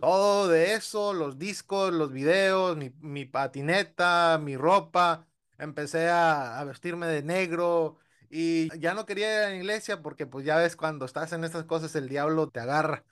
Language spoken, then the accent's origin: Spanish; United States; yo crecí en ese ámbito, crecí en Estados Unidos